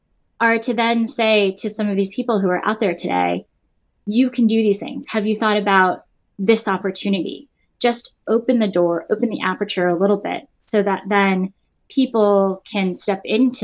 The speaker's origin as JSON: {"language": "English", "town": "Los Angeles", "region": "California", "country": "United States", "tie": "born or raised there", "said": "growing up in Los Angeles"}